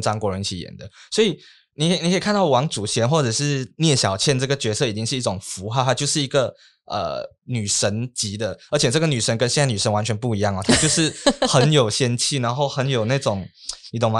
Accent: Malaysia; 我们在马来西亚华人

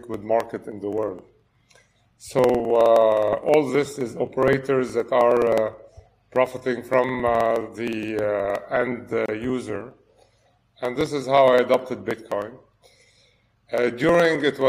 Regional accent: Lebanon; moved away as an adult; now in France; I was born in Lebanon and grew up there and then moved to study and work in France.

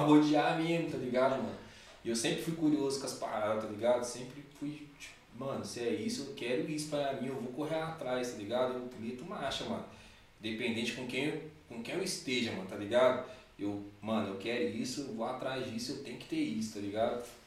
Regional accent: Belo Horizonte, Minas Gerais, Brazil; moved away as an adult; now in São Paulo, Brazil; Eu sou de BH mesmo

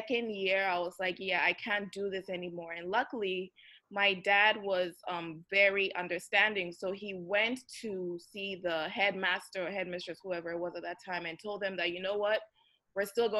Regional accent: Ghana; also born or lived in Tokyo, Japan; now in New York City, United States; I'm originally from Ghana, and I live between New York City and Tokyo.

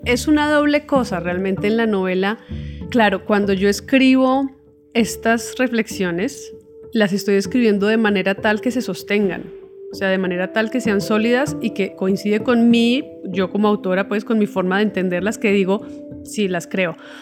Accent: Bogotá, Colombia; moved away as an adult; also born or lived in Cuba / Buenos Aires, Argentina; yo me fui de, mm, de Bogotá a estudiar cine en Cuba

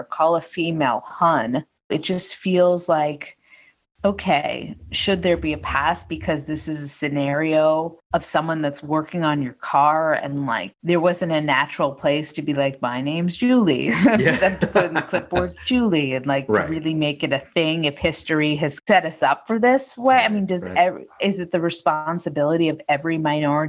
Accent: New England, United States; I grew up in New England

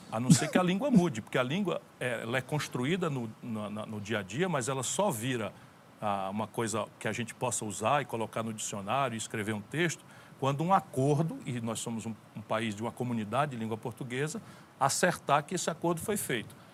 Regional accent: interior of Ceará, Brazil; fui educado a maioria esmagadora da minha educação na escola pública. E vim do interior do Ceará

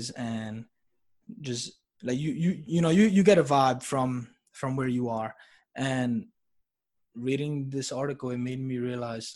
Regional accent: New York City, New York, United States; Growing up in New York City

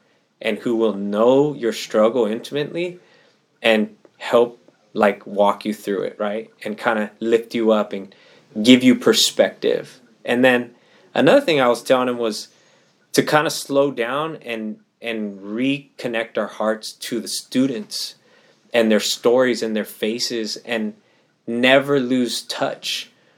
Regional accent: Pomona, California, United States; my hometown city of Pomona

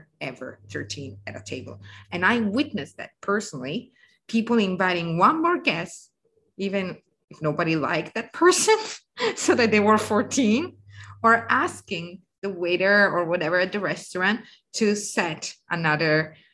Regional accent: the North, northern Italy, Italy; I'm from the North

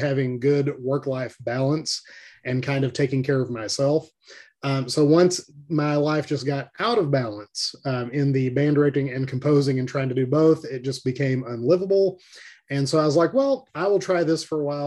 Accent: Little Rock, Arkansas, United States; now in Jonesboro, United States; Lived in Arkansas all my life, grew up in Little Rock

